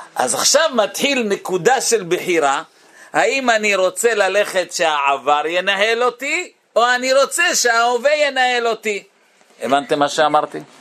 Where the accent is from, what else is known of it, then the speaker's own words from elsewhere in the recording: Bnei Brak, Tel Aviv District, Israel; אני הייתי בני ברקי